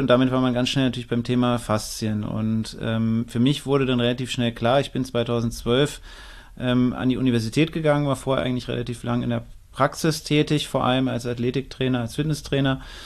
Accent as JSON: {"language": "German", "region": "Northern Germany", "country": "Germany", "also_born_or_lived": "Frankfurt", "moved": "yes", "lives_now": "Klagenfurt, Austria", "said": "Ich bin eigentlich Norddeutscher, dann, das ist schon ein anderer Schnack, wie wir sagen"}